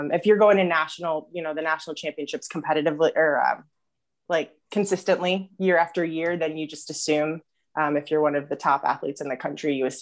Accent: New Windsor, New York, United States; moved away; I grew up in New York, actually. New Windsor, New York. So upstate New York, right above the city

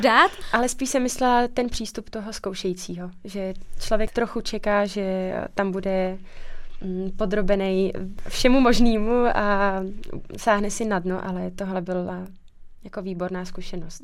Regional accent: Czechia; moved away as an adult; now in Plzeň, Czech Republic; já pocházím z Podkrkonoší, to je odsud asi pět hodin

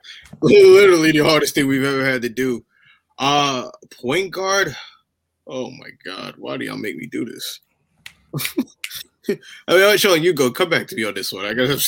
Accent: New York City, New York, United States; I'm from Queens.

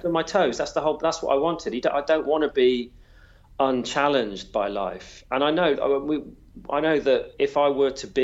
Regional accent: Wales, United Kingdom; I'm Welsh

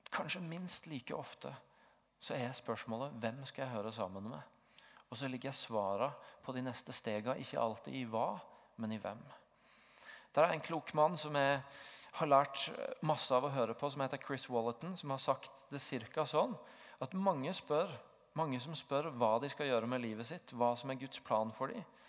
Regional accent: Tvedestrand, Agder, Norway; moved away as an adult; now in Stavanger, Norway; så hadde jeg en veldig sterk identitet i å være bygutt fra Tvedestrand

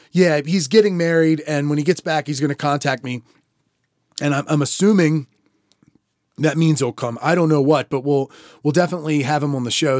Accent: Maryland, United States; accent: Maryland; it probably is at least a Maryland sounding voice. We both have a little bit of it at times.

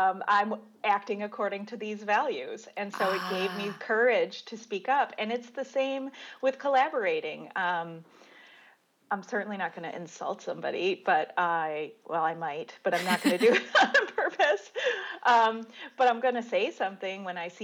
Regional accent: Dearborn, Michigan, United States; moved away; also born or lived in California; I grew up in Dearborn in Detroit, so I was a car girl anyway

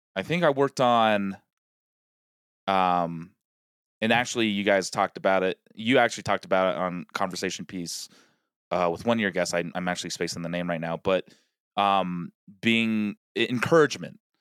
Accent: Colorado, United States; now in Los Angeles, United States; Rockies, like, I, I grew up watching them. They're, they're my hometown team

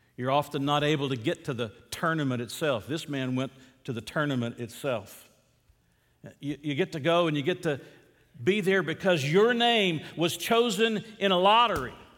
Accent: Atlanta, Georgia, United States; I grew up in Atlanta.

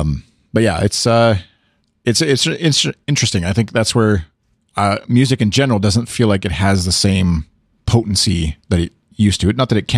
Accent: Canada; I'll speak as the Canadian from the outside, I guess.

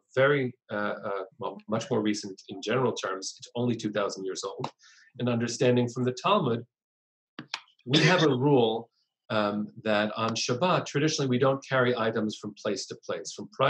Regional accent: United States; as American Jews

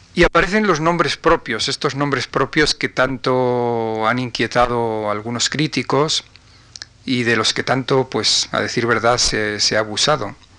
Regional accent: Galician-Leonese mountains, northwest Spain, Spain; los montes galaico-leoneses de mi tierra, del noroeste

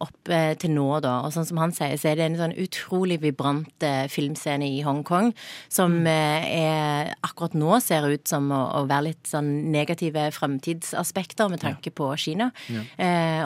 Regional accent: Sørlandet, Agder, Norway; accent: Sørlandet dialect

